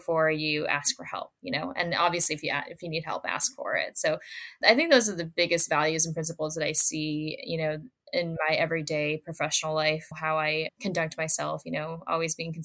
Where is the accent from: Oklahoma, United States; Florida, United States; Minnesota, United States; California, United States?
Minnesota, United States; Minneapolis–Saint Paul; I grew up in the Twin Cities in Minnesota